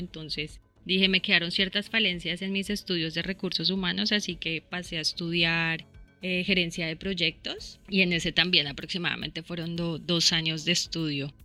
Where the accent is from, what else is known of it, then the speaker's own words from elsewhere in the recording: Bogotá, Colombia; moved away as an adult; now in Australia; yo originalmente soy de Bogotá, Llevo aquí aproximadamente cinco años